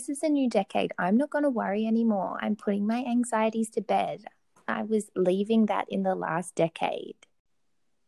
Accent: Brisbane, Queensland, Australia; moved away as an adult; also born or lived in Melbourne, Australia; now in Bordeaux, France; I'm living in Bordeaux. I'm from Brisbane in Australia, and moved to Melbourne in 2013

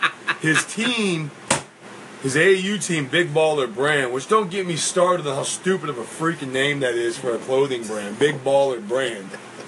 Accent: Florida, United States; Growing up where I grew up in Florida

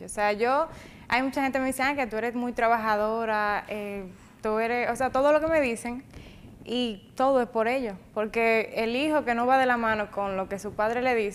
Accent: Jánico, Santiago, Dominican Republic; Eh, nací aquí en Santiago, pero soy de Jánico.

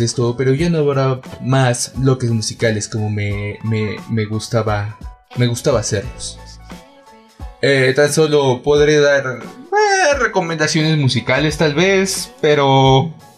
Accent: Mexico City, Mexico; Seguimos siendo todos chilangos

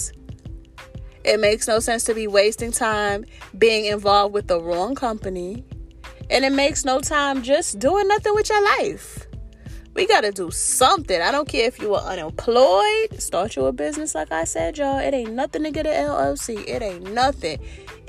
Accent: New York City, New York, United States; I'm from New York City, and we're not very friendly people

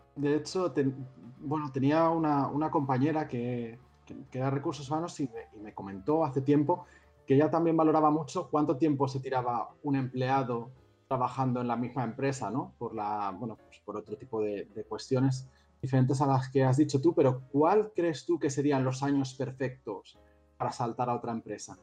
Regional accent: Madrid, Community of Madrid, Spain; moved away as an adult; now in Barcelona, Spain; soy de Madrid, vine aquí hace cinco años

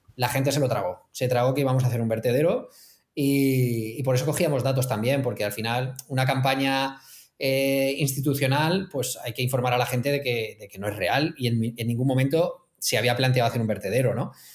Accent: Elche, Valencian Community, Spain; yo soy de Elche

